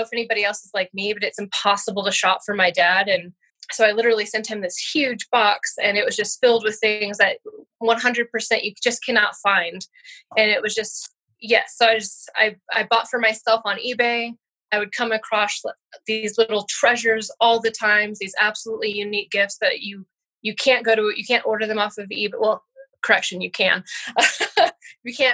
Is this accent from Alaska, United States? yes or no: yes; Alaska, United States; I was born and raised in Alaska